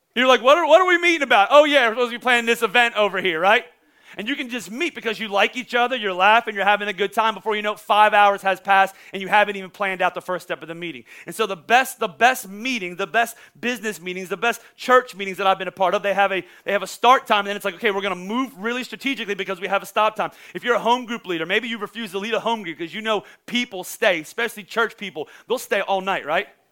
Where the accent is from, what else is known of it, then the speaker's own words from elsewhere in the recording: Pennsylvania, United States; I'm from Pennsylvania